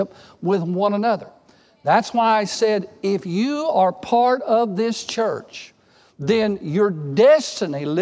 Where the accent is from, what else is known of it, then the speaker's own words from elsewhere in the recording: Texas, United States; I grew up in Texas